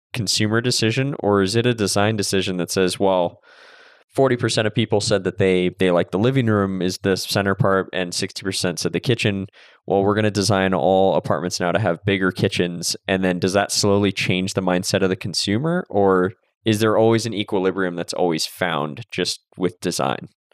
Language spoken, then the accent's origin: English; Santa Cruz, California, United States; I grew up in Santa Cruz but in the Bay Area basically